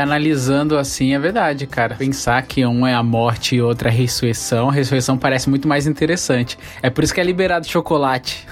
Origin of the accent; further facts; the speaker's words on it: Bahia, Brazil; now in São Paulo, Brazil; eu nasci na Bahia